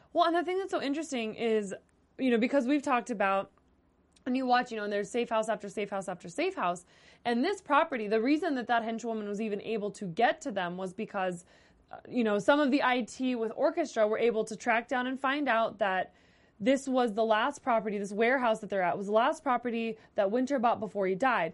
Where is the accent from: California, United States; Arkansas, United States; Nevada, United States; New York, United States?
Nevada, United States; Las Vegas; I'm from Las Vegas